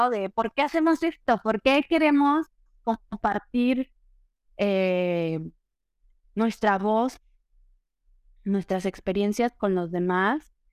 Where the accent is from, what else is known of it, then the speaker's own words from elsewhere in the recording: Aguascalientes, Mexico; also born or lived in Mexico City; now in Italy; nací en Ciudad de México. Me, me mudé muy chica al, a la, a la provincia, Aguascalientes me considero más de Aguascalientes que, que Chilanda.